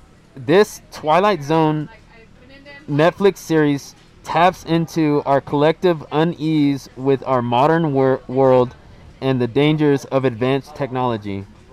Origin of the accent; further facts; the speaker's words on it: Houston, Texas, United States; moved away as an adult; now in Germany; I'm from Houston, so it's pretty flat over there.